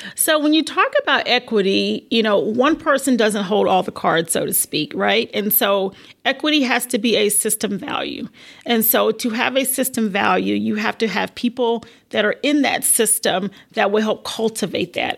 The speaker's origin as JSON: {"language": "English", "region": "South Carolina", "country": "United States", "tie": "born or raised there", "also_born_or_lived": "Virginia", "said": "I was born in Virginia but lived in South Carolina, basically my whole life. Very rural area"}